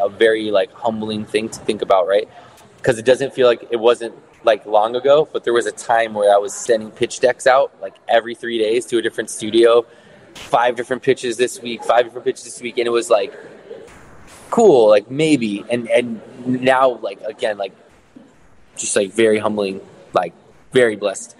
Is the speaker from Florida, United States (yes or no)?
yes; South Florida, United States; now in Chicago, United States; I'm originally from South Florida, but I moved to Chicago in 2005